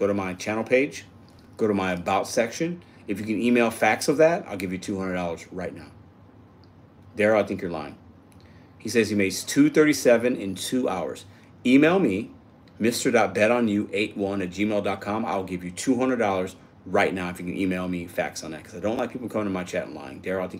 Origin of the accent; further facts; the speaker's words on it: Chicago, Illinois, United States; I'm from Chicago, baby.